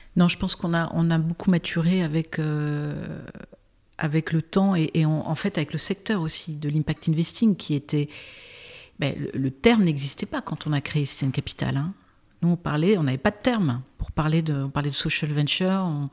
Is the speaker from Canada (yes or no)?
no; Brittany, France; J'ai grandi en Bretagne avec un père breton et une mère américaine